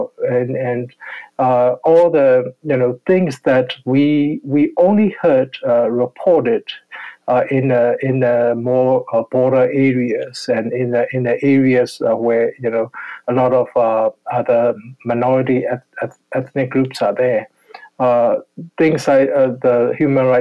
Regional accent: Yangon, Yangon Region, Myanmar; I grew up in Yangon

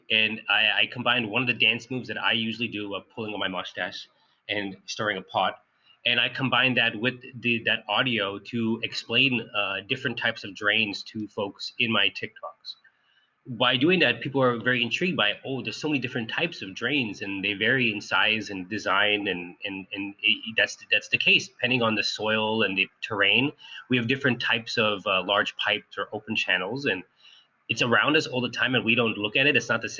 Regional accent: Sunnyvale, California, United States; also born or lived in Cupertino; So I grew up in Sunnyvale in Cupertino, and I've always been interested in like how the cities work.

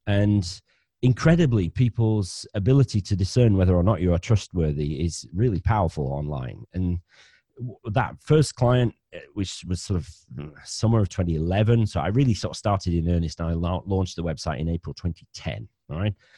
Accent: Bradford, Yorkshire and the Humber, United Kingdom; accent: northern; now in Cornwall, United Kingdom; I'm a northerner. I'm from Bradford in West Yorkshire originally, but I married a Cornish girl. So I now live ten miles from Land's End.

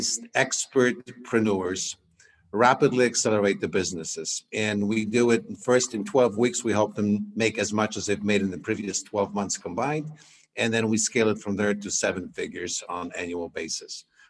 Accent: Poland; English is a second language; moved away as an adult; also born or lived in Queens, New York, United States / San Diego, United States; growing up in Poland

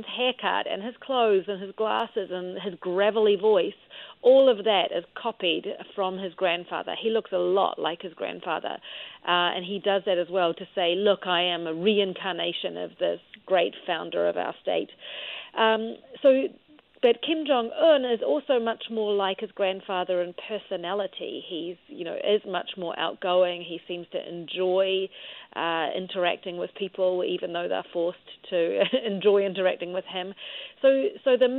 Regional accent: New Zealand; moved away; I'm from New Zealand, as you can tell by my funny accent

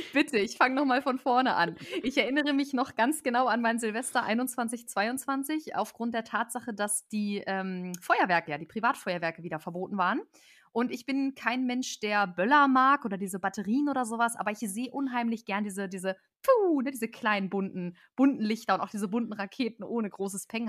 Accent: near Celle, Lower Saxony, Germany; Ich komme aus der Ecke von Celle, wunderschöne Fachwerkstatt, falls das jemand gehört hat. Falls nicht, Ecke Hannover.

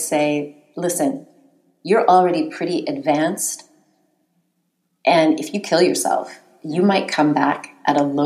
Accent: United States; I grew up in the United States

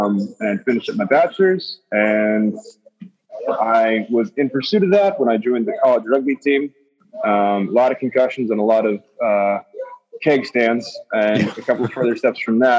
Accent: Virginia, United States; also born or lived in Fort Benning / Germany; now in Miami, United States; But I was born in Fort Benning, and then my dad got PCS to Germany for 4 years, and then he got PCS to Virginia for 4 years, and that's where I did high school and most of middle school.

